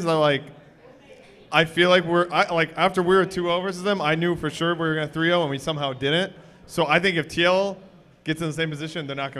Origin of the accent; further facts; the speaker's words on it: the South, United States; I'm from the South